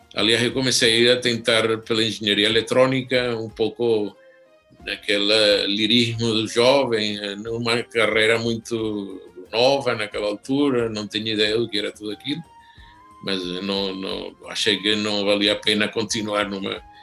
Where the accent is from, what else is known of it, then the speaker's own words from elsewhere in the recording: Caracas, Capital District, Venezuela; eu nasci em Caracas